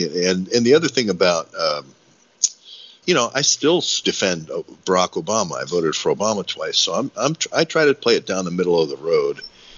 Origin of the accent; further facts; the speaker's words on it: Cleveland, Ohio, United States; born there; I was born in Cleveland, Ohio, not Tel Aviv.